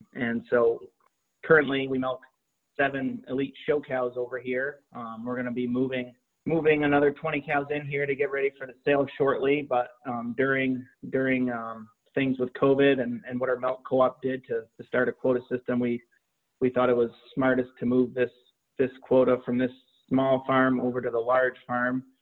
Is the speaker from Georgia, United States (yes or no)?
no; Vermont, United States; I grew up here in Vermont